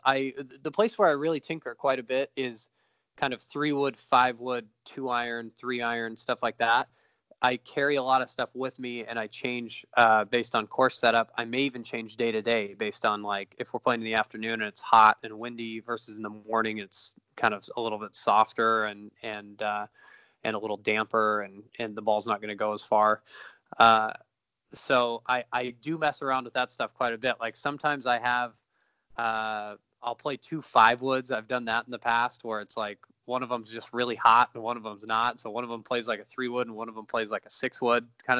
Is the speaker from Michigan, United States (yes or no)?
no; Beaumont, California, United States; also born or lived in Idyllwild, California / Riverside, California; growing up in Beaumont, which is between Riverside, where I went to school, and Palm Desert